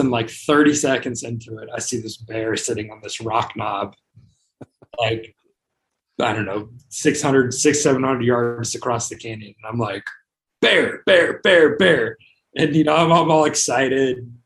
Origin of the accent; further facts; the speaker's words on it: Las Vegas, Nevada, United States; I'm from Vegas.